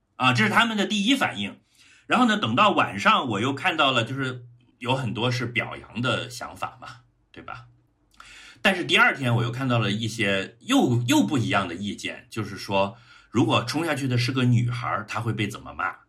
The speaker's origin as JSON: {"language": "Chinese", "town": "Changsha", "region": "Hunan", "country": "China", "said": "我的长沙老乡们"}